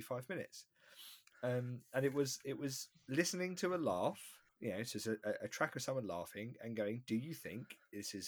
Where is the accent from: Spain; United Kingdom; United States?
United Kingdom; Croydon, London; I'm from Croydon.